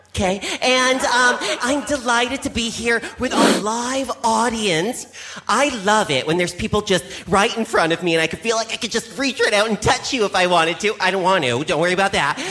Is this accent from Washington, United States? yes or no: yes; Seattle, Washington, United States; moved away; I'm far away from my hometown of Seattle, Washington